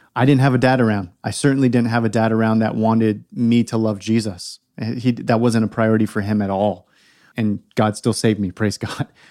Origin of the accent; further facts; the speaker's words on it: California, United States; also born or lived in Oregon / Portland; now in South Carolina, United States; I was born and raised in California.